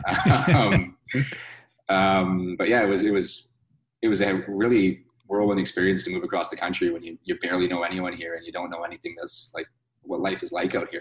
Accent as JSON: {"language": "English", "town": "Burnaby", "region": "British Columbia", "country": "Canada", "tie": "born or raised there", "moved": "as an adult", "lives_now": "Halifax, Canada", "said": "I grew up in Burnaby, British Columbia, right outside Vancouver"}